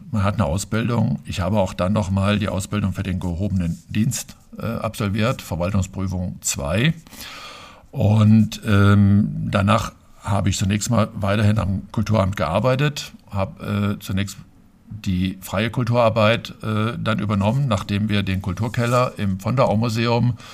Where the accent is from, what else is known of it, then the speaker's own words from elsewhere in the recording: Fulda, Hesse, Germany; Ja, also ich bin sogar in Bernhards geboren direkt gehöre noch zu den wenigen seltenen Hausgeburten